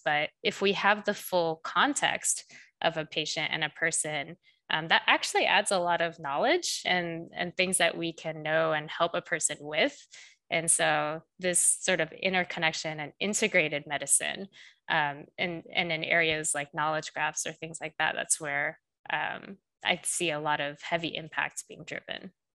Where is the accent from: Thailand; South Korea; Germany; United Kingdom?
South Korea; moved away; I'm actually originally from South Korea